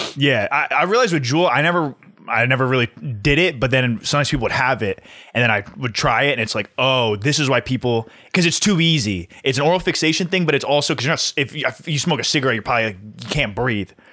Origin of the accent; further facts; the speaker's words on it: New Jersey, United States; We're all from New Jersey.